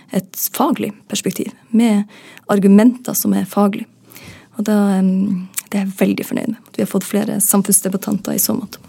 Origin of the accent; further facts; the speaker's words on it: Northern Norway, Norway; Nå er jeg nordlending